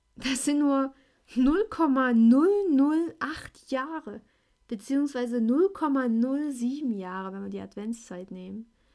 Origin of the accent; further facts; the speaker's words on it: Schleiz, Thuringia, Germany; ich bin aus Schleiz.